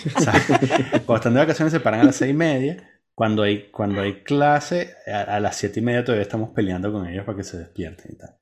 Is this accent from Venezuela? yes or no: yes; Venezuela; born or raised there; moved away